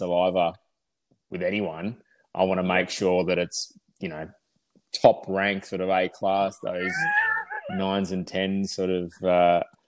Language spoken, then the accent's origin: English; Melbourne, Victoria, Australia; Born and bred in Melbourne out of Narre Warren.